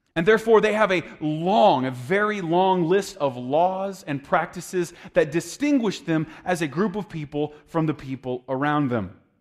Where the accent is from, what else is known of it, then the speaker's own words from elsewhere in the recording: United States; I'm an American